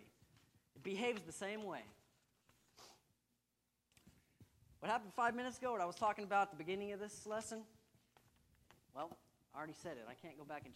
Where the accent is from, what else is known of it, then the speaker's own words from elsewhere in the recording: Texas, United States; I'm a Texan